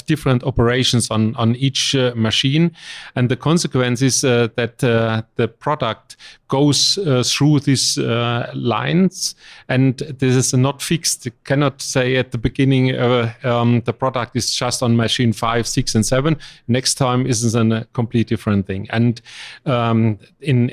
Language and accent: English; Germany; English is a second language; I'm from Germany